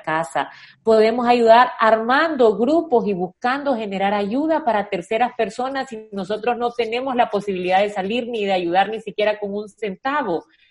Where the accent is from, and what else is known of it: El Salvador